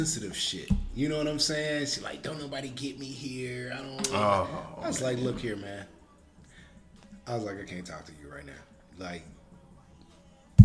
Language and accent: English; Chicago, Illinois, United States; I'm from Chicago